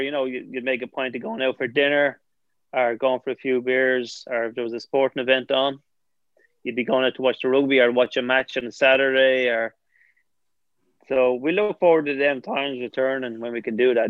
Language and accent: English; Bray, Leinster, Ireland; I'm from Bray